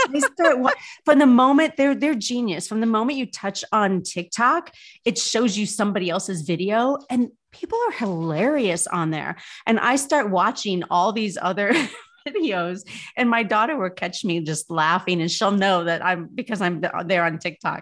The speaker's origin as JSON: {"language": "English", "town": "South Bend", "region": "Indiana", "country": "United States", "tie": "born or raised there", "also_born_or_lived": "Louisville, Kentucky / New York City", "moved": "as an adult", "said": "I was born in Indiana, born in South Bend, lived here most of my life"}